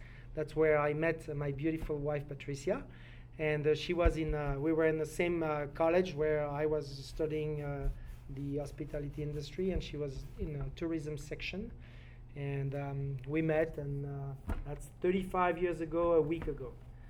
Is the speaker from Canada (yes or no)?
no; France; accent: French; English is a second language; also born or lived in Lake Geneva area; now in Post Falls, United States